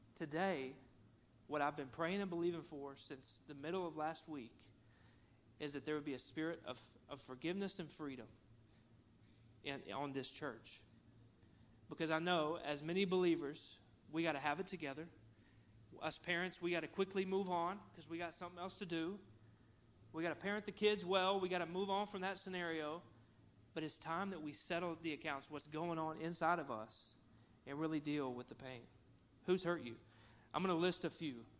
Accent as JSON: {"language": "English", "town": "Cabot", "region": "Arkansas", "country": "United States", "tie": "born or raised there", "also_born_or_lived": "Conway, Arkansas", "said": "I grew up in Cabot, Arkansas"}